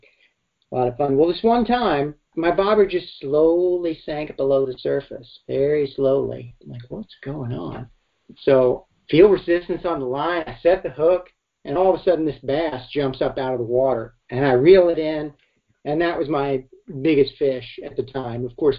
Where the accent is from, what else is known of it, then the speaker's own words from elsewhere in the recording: Alabama, United States; born there; So I was born in Alabama and started fishing when I was probably about 2 or 3 years old, catching bluegill and brim, as they call them in the South.